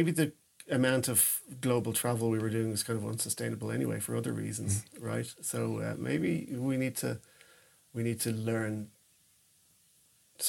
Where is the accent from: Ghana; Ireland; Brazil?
Ireland; moved away as an adult; now in Sweden; back in my home country yeah. in Dublin